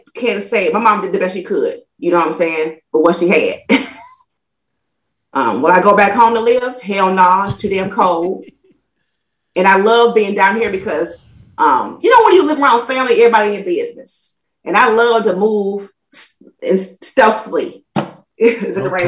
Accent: Toledo, Ohio, United States; now in Alabama, United States; I'm from Toledo, Ohio

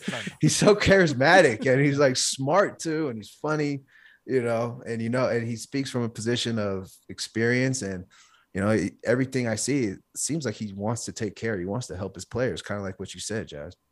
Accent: California, United States; now in Denver, United States; my hometown where I grew up in California

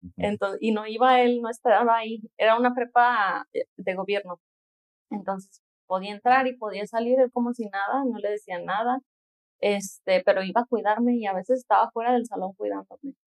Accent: Guadalajara, Jalisco, Mexico; nací aquí en Guadalajara

